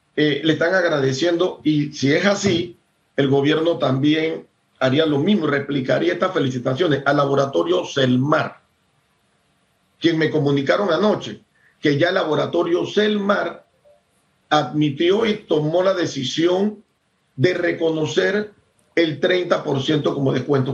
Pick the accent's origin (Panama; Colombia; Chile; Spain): Panama; todos los que somos panameños, todos los que vivimos en Panamá